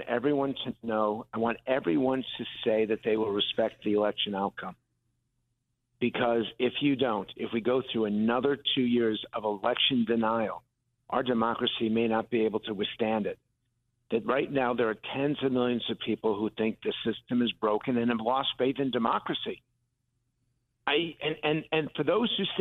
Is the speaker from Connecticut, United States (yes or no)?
yes; Connecticut, United States; I grew up in Connecticut